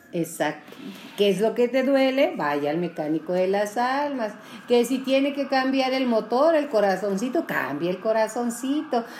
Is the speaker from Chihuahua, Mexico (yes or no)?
yes; Julimes, Chihuahua, Mexico; yo soy de Julimes